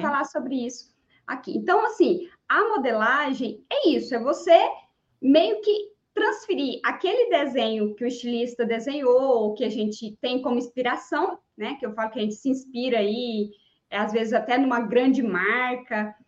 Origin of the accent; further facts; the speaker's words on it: Niquelândia, Goiás, Brazil; now in Ceres, Brazil; Não nasci aqui, mas nasci no, no interior mais longe um pouquinho, na cidade de Niquelândia, é, também aqui em Goiás